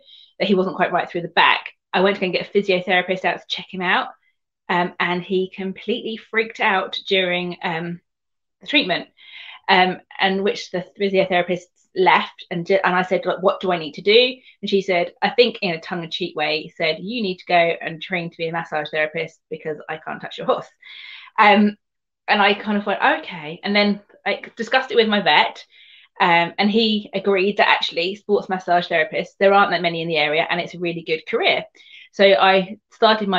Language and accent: English; Surrey, South East England, United Kingdom; moved away as an adult; also born or lived in Devon; now in Somerset, United Kingdom; I grew up in Surrey